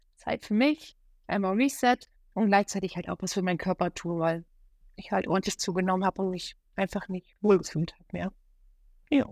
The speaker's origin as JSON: {"language": "German", "country": "Germany", "tie": "born or raised there", "said": "hier in meiner Heimat an der Ostsee"}